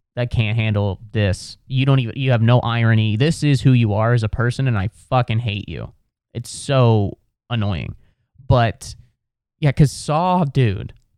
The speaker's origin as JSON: {"language": "English", "region": "Ohio", "country": "United States", "said": "I'm from Ohio"}